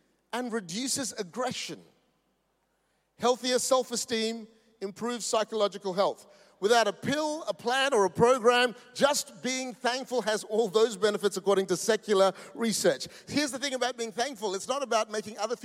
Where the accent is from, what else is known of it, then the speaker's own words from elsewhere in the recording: Perth, Western Australia, Australia; we come from Perth. That's the most isolated city in the world.